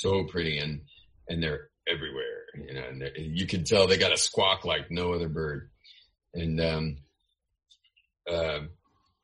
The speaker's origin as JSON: {"language": "English", "region": "California", "country": "United States", "said": "I am Californian."}